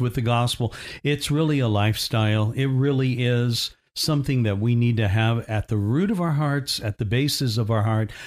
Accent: Indiana, United States; I grew up in Indiana

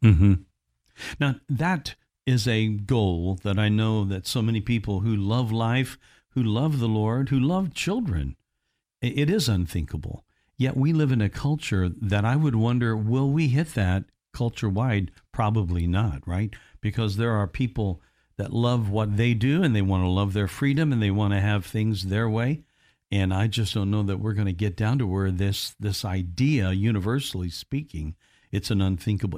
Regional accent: United States; growing up in America

